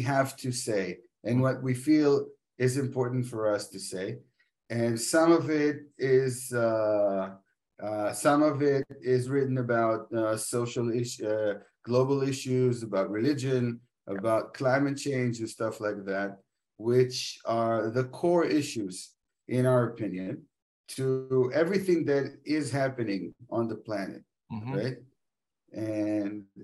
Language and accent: English; Israel; we're from Israel